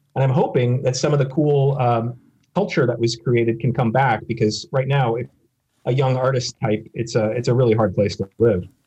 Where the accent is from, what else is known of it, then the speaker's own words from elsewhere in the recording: Minneapolis, Minnesota, United States; also born or lived in Chicago, Illinois; now in New York, United States; I was born in the Minneapolis suburban area